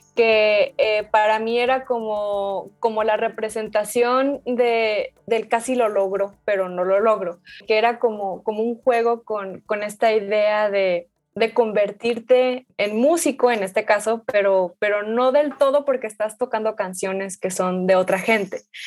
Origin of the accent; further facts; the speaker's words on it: Guadalajara, Jalisco, Mexico; yo nací aquí, pero mi familia viene de Michoacán